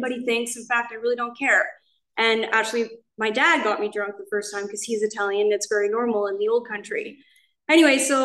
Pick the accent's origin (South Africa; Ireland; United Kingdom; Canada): Canada; moved away as an adult; now in Laguna Niguel, United States; I'm from Canada. I moved here, I think 17 months ago